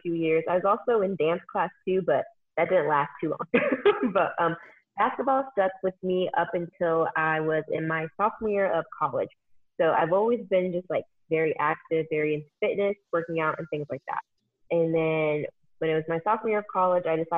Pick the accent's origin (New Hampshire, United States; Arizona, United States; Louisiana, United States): Arizona, United States; also born or lived in California; I'm from Arizona. Well, I'm originally from California, but I've been living in Arizona for the majority of my life